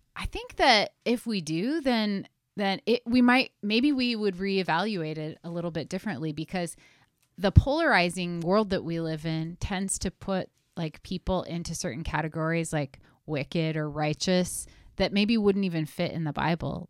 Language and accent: English; Sandy, Oregon, United States; love my hometown